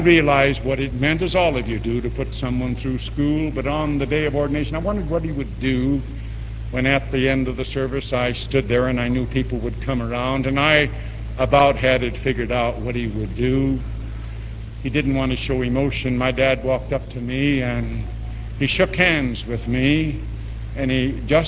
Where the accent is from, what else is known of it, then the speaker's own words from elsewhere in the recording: East St. Louis, Illinois, United States; also born or lived in Chicago; When I was a child, I moved from Chicago to East St. Louis